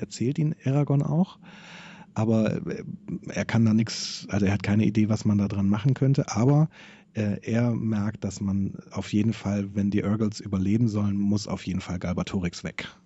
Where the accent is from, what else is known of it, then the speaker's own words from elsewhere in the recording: Germany; als Deutscher